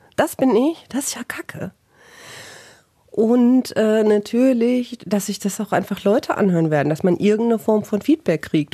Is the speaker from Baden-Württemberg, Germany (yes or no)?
no; Bielefeld, North Rhine-Westphalia, Germany